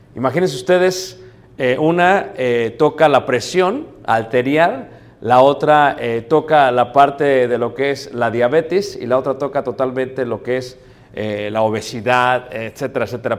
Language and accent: Spanish; Mexico City, Mexico; yo soy de Ciudad de México, mi esposa es de León, Guanajuato